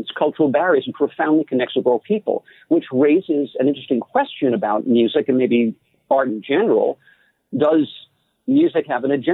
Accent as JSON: {"language": "English", "town": "New York City", "region": "New York", "country": "United States", "tie": "born or raised there", "said": "I was born in Jackson Heights, Queens"}